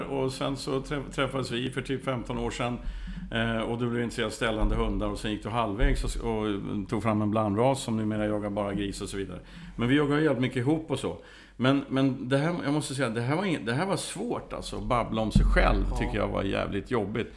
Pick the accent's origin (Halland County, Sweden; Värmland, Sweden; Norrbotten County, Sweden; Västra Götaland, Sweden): Värmland, Sweden; Värmland forests, Sweden; Jag kommer från, delvis från Värmlandsskogarna